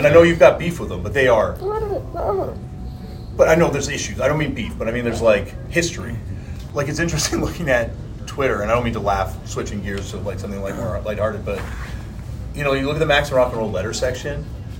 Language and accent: English; Canada; Look at me, I'm Canadian, I definitely can.